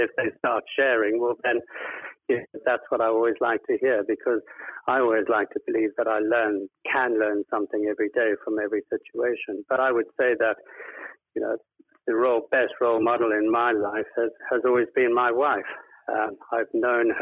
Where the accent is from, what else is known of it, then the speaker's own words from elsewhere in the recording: South Africa; moved away as an adult; now in United Kingdom; I grew up and lived in South Africa most of my life, and we immigrated to the UK in 2007